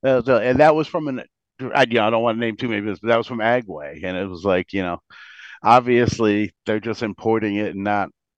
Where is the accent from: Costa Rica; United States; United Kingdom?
United States; Bristol, Connecticut; and we're from Bristol. We live in Bristol